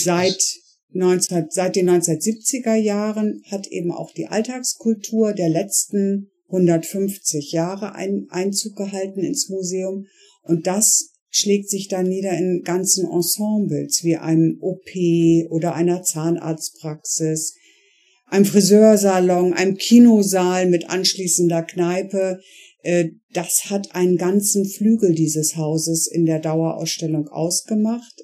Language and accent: German; Bremen, Germany; moved away as an adult; also born or lived in Hamburg / Flensburg; now in Meldorf, Germany; ich äh, bin eigentlich äh, gebürtige Bremerin